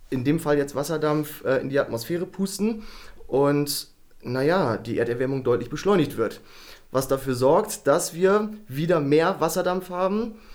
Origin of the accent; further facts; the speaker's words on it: Bremen, Germany; Also ich bin ein äh, Typ. Ein ursprünglicher Bremer, 34 Jahre alt, aktuell. Ähm, ich komme ganz ursprünglich mal aus einem so